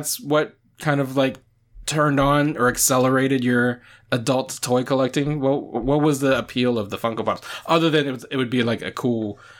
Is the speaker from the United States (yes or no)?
yes; the South, United States; especially like you and I grew up in the South. Like we grew up in predominantly non-Asian spaces.